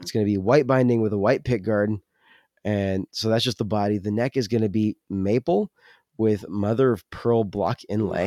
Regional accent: California, United States; moved away; I'm from California

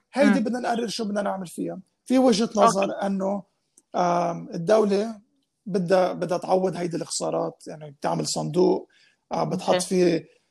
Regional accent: Lebanon

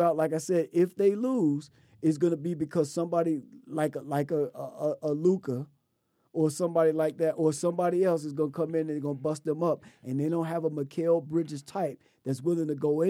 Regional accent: Chicago, Illinois, United States; You know, I'm from Chicago

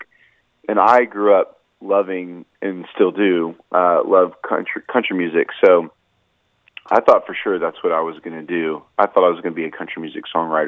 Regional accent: Nashville, Tennessee, United States; I'm in Nashville, Tennessee, my hometown

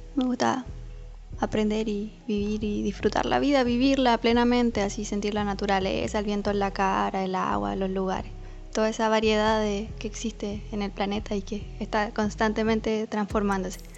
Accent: Chile; moved away as an adult; yo soy de Chile

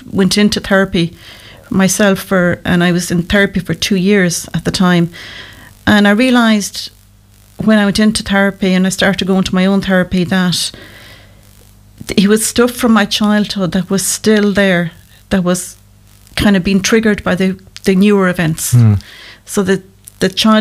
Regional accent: Kilreekil, Connacht, Ireland; also born or lived in Loughrea; Well, I'm local to Loughrea. I was born in Kilreakle, which is only out the road.

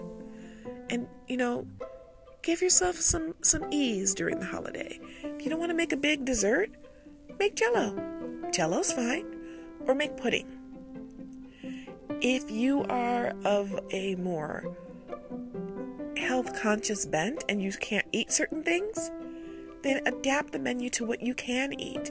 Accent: United States; I'm an American

